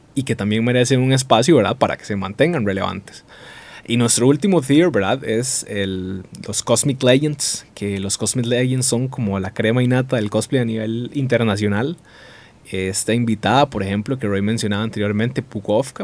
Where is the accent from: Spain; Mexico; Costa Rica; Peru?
Costa Rica